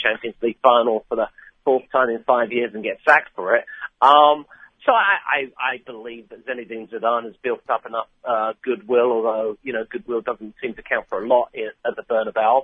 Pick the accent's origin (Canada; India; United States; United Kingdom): United Kingdom; England; I'm English